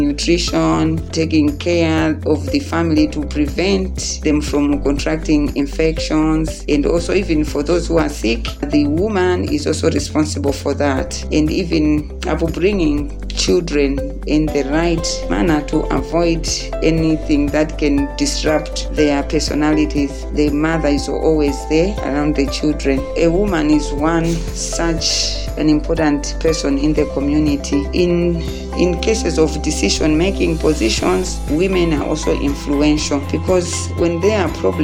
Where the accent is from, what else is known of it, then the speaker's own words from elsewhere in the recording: Kundai village, T/A Maganga, Salima district, Central Region, Malawi; I come from Kundai village, Te Maganga in Salima district